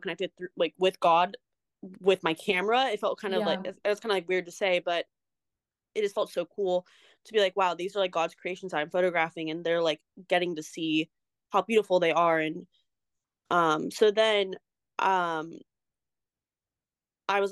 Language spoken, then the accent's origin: English; Irvine, California, United States; I'm from Irvine, California